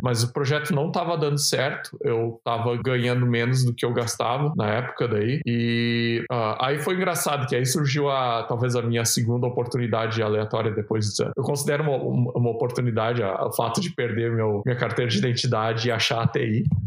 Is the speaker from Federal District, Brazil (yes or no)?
no; São Francisco de Paula, Rio Grande do Sul, Brazil; moved away as an adult; now in Dublin, Ireland; eu sou da cidade de São Francisco Paula, uma cidade bem pequena na Serra Gaúcha